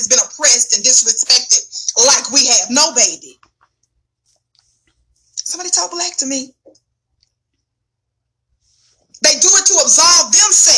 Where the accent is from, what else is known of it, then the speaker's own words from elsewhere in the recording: the South, United States; I'm from the South. So in the South, we call them what? Fly swatters